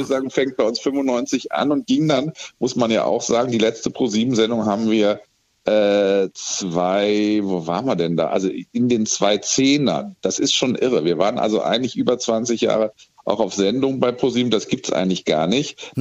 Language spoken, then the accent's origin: German; Germany; Wir sind ja als Deutsche